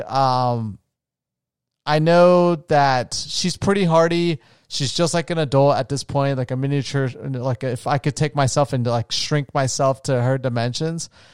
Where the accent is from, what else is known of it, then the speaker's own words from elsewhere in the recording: Florida, United States; moved away; my hometown, um, in Usamara Beach in Florida. where I grew up near the ocean